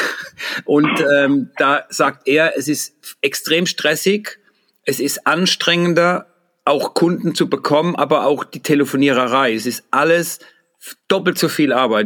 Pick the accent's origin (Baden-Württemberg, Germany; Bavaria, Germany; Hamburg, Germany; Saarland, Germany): Baden-Württemberg, Germany; Mannheim; accent: Mannheim Palatinate dialect; in unseren Ghetto-Slang, in den Mannheimer Pfälzische